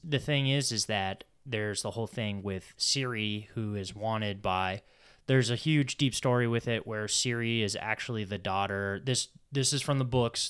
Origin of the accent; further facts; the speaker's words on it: United States; being American